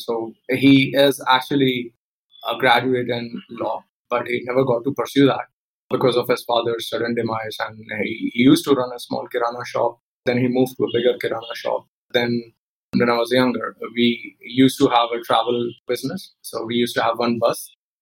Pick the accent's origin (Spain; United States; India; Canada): India; Polaha, Madhya Pradesh; moved away; also born or lived in Mandideep / Bangalore / Pune; I was born and brought up in a village called Polaha. It's a small, very small village in MP